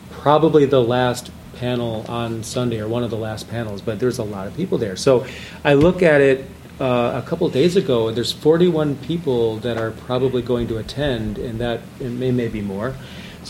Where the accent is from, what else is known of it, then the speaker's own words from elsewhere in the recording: Lapeer, Michigan, United States; moved away; I was born in Lapeer, Michigan